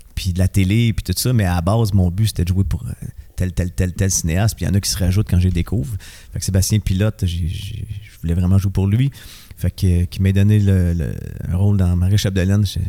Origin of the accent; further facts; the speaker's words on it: Montreal, Quebec, Canada; je suis né à Montréal, euh, dans Rosemont